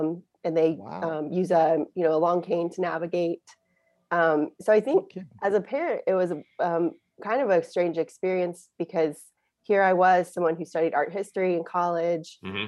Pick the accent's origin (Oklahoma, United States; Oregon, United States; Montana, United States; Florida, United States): Oklahoma, United States; Tulsa; I grew up in Tulsa, Oklahoma, in a really big family. There were eight kids in my family.